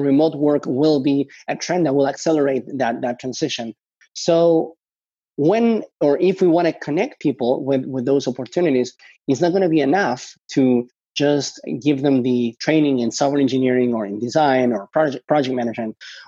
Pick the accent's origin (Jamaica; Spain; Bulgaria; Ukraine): Spain; also born or lived in Argentina; I was born in Argentina, and I guess I got lucky that there was this big financial crisis in Argentina. And because of that, my parents decided to emigrate to Spain.